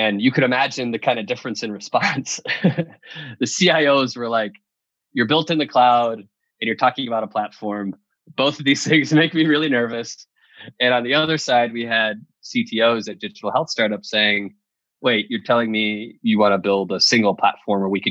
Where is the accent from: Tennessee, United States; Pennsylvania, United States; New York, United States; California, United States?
New York, United States; moved away as an adult; also born or lived in Madison, Wisconsin; I'm from New York